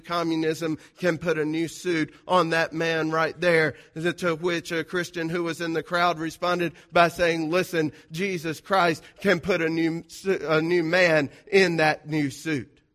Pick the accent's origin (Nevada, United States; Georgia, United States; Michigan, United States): Georgia, United States; South; I'm from South Georgia. You can, uh, forgive me for the diction, uh, or the grammar